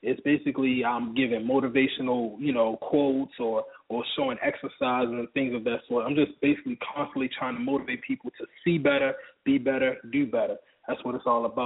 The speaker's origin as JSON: {"language": "English", "town": "Baltimore", "region": "Maryland", "country": "United States", "moved": "yes", "lives_now": "Atlanta, United States", "said": "I'm from Baltimore originally. I live in Atlanta right now"}